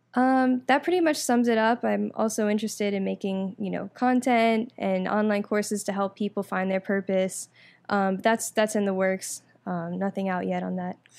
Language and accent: English; Orlando, Florida, United States; also born or lived in New York; I'm originally from New York, but I moved here, um, when I was about ten, and I moved to Orlando, um, grew up there